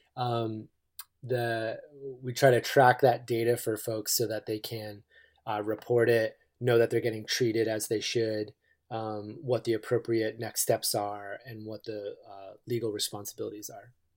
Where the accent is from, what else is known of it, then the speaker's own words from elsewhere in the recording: East Coast, United States; now in Eugene, United States; I grew up on the East Coast